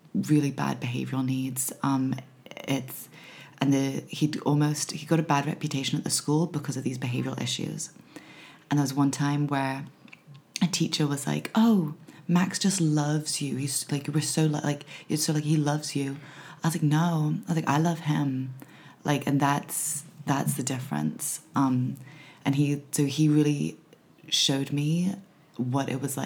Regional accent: Hong Kong; moved away as an adult; also born or lived in Los Angeles, United States; growing up in Hong Kong

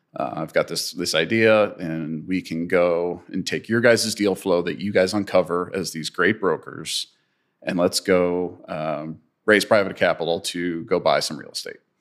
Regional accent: St. Louis, Missouri, United States; I'm, I'm a St. Louis and I grew up in St. Louis

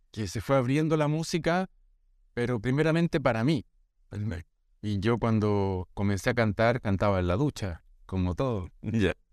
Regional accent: Brazil; born there; por accidente también yo nací en Brasil en ese tiempo

